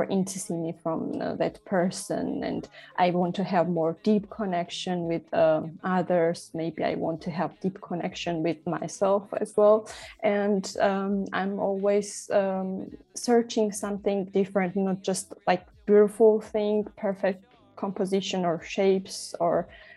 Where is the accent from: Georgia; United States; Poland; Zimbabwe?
Georgia; Tbilisi; moved away as an adult; now in Berlin, Germany; I'm originally from Georgia. I grew up in Tbilisi